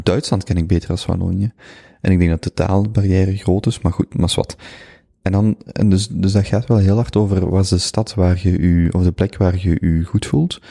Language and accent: Dutch; Flanders, Belgium; moved away as an adult; also born or lived in Vienna / Germany / Brazil; ik voel mij Vlaming